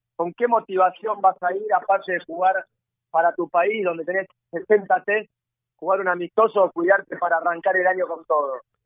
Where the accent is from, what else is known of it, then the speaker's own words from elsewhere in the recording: Argentina; somos un, un país inmigrante